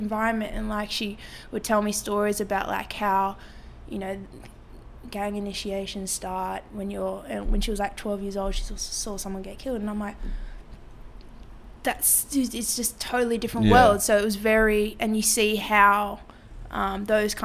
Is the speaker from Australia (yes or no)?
yes; Sydney, New South Wales, Australia; also born or lived in Marrickville, Sydney; I was first like few years of my life was in Marrickville. And then we moved out to San Suzy when I was sometime in primary school.